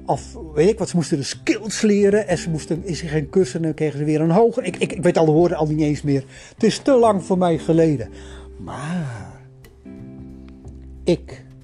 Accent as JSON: {"language": "Dutch", "country": "Netherlands", "said": "ik kom uit Nederland."}